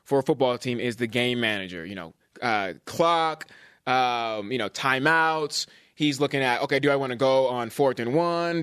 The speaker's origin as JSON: {"language": "English", "area": "Bay Area", "region": "California", "country": "United States", "tie": "born or raised there", "said": "I'm from the Bay Area. I grew up watching the Giants"}